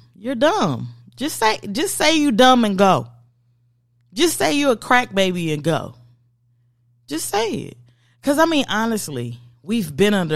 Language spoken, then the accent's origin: English; United States; I'm from America